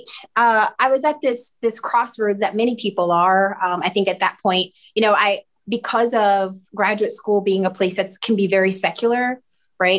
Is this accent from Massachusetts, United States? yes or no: no; Newark, New Jersey, United States; moved away as an adult; also born or lived in Philadelphia; I'm originally from Newark, New Jersey. Went to all public school there